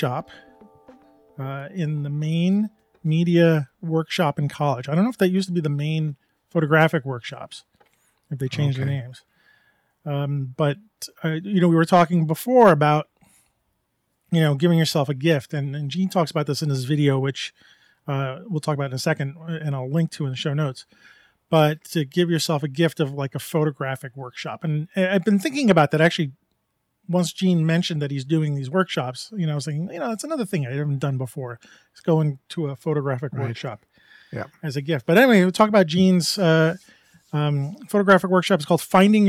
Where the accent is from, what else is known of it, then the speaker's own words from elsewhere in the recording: New York, United States; I grew up in New York